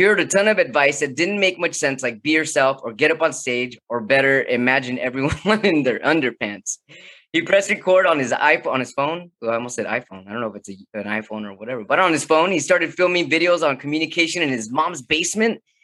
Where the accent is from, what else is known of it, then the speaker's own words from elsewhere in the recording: California, United States; I'm from California.